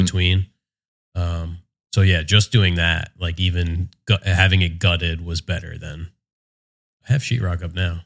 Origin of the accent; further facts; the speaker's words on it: West Windsor, New Jersey, United States; moved away as an adult; now in Monmouth County, United States; I grew up in Mercer County, okay. um, out in West Windsor, Princeton kind of mm-hmm. area